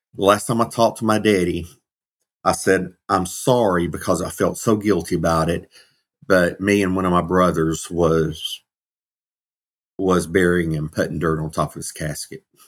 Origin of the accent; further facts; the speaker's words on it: Georgia, United States; Uh, I was actually raised in Georgia